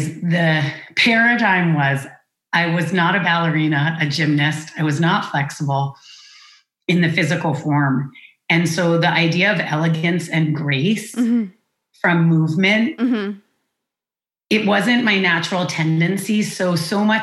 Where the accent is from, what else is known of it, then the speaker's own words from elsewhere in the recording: Amherst, Massachusetts, United States; I'm born and raised in Amherst, Massachusetts